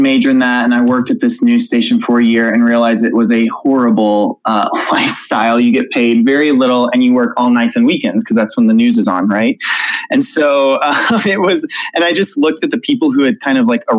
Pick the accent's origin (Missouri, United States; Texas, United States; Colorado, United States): Missouri, United States; Gatewood; also born or lived in Springfield, Missouri; I grew up in a tiny farm town in southeast Missouri, and it's called Gatewood, Missouri